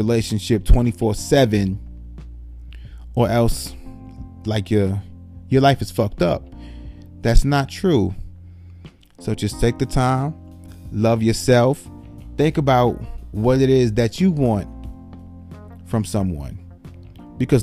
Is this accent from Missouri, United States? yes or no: no; New York City, New York, United States; I was born and raised in the Bronx, New York